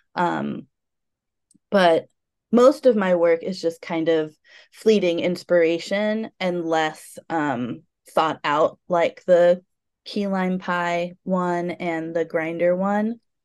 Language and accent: English; United States; also born or lived in Portland; being American